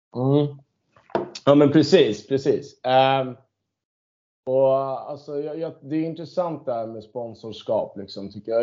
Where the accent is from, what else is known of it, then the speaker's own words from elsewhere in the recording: Stockholm, Stockholm County, Sweden; jag född och uppvuxen på Södermalm